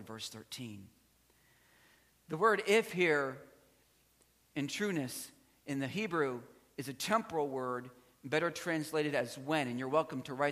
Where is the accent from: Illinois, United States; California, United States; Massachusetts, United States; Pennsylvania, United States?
Pennsylvania, United States; South Central; I was raised in South Central Pennsylvania.